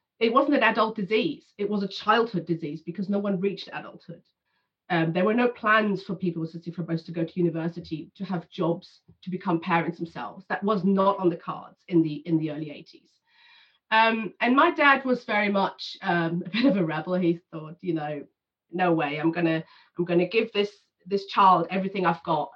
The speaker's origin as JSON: {"language": "English", "country": "Germany", "tie": "born or raised there", "said": "I was born in 82 in Germany"}